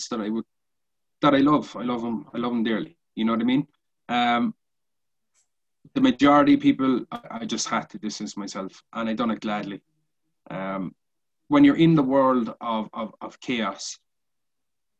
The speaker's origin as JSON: {"language": "English", "town": "Cork", "region": "Munster", "country": "Ireland", "said": "We're both from Cork City"}